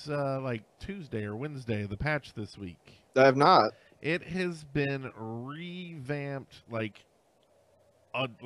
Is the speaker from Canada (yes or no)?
yes; Canada; I'm Canadian.